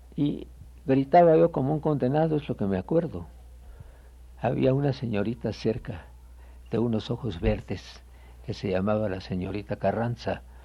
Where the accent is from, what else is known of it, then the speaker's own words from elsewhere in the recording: Guatemala; moved away as an adult; also born or lived in Quetzaltenango, Guatemala; now in Mexico; yo nací en Guatemala, me llevaron de pequeño a Quetzaltenango, la segunda ciudad de la República. Pasamos allí hasta los 11 años de mi edad.